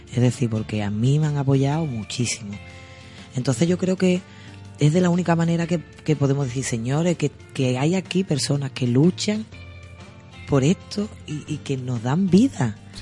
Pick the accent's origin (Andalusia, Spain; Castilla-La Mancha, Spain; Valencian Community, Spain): Andalusia, Spain; Sanlúcar de Barrameda; yo me siento orgullosa de mi mi pueblo, porque a mí me gusta decir mi pueblo